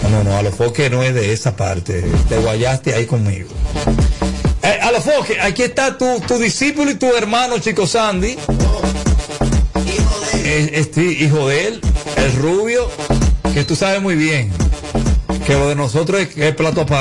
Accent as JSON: {"language": "Spanish", "country": "Puerto Rico", "lives_now": "Miami, United States", "said": "Eh, resido en Miami, pero soy de Puerto Rico."}